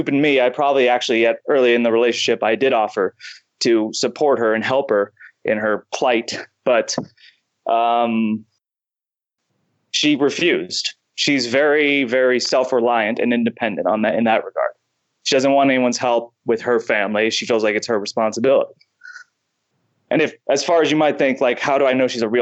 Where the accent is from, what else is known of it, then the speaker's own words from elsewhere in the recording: United States; being an American